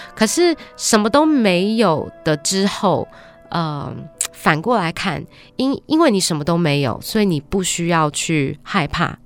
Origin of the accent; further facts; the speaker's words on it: Australia; moved away as an adult; now in Taiwan; 我在台湾出生，七岁只是时候就跟爸爸妈妈移民到澳洲